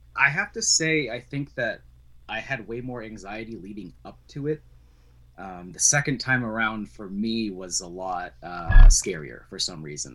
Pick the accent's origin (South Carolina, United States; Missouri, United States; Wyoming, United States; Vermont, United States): Vermont, United States; moved away as an adult; now in New Hampshire, United States; I grew up in Vermont, uh, which is where I met you